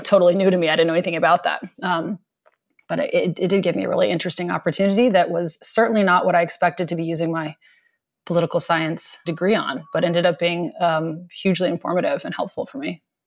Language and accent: English; East Coast, United States; moved away; I grew up on the East Coast